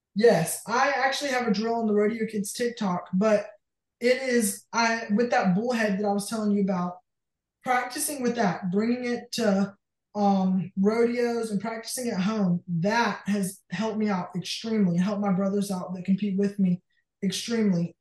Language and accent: English; Jay, Florida, United States; I'm from Jay, Florida